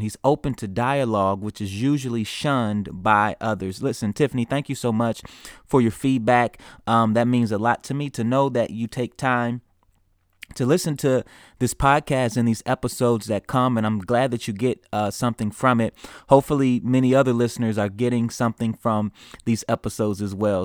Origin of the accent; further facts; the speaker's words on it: United States; as an American, uh, in the United States